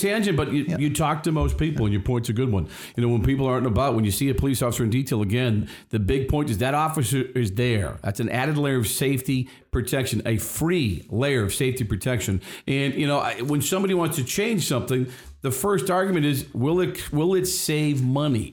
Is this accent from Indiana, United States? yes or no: no; Boston, Massachusetts, United States; We are from Boston. We grew up in the city